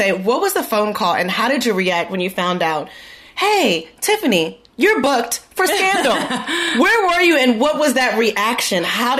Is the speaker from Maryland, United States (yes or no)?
yes; Maryland, United States; So I'm from Maryland, or lived in Maryland, was born in Maryland, but now lives or grew up in Apple Valley.